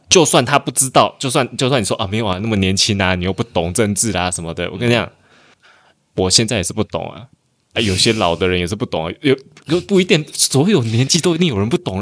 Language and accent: Chinese; Taiwan; now in Malaysia; 我有回台湾投过一次总统，我还读大学的时候。我那时候好像刚二十，二十还二一